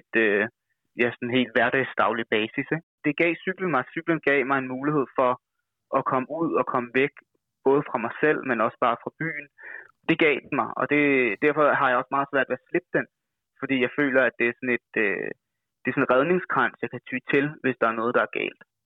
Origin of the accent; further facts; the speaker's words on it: Værløse, Capital Region of Denmark, Denmark; moved away as an adult; now in Copenhagen, Denmark; vokset op ude omkring, øh, Værløse, hedder det